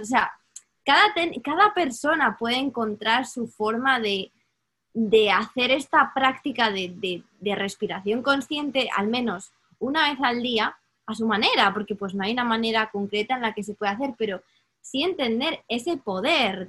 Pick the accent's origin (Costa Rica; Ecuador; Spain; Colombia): Spain; moved away; yo crecí en España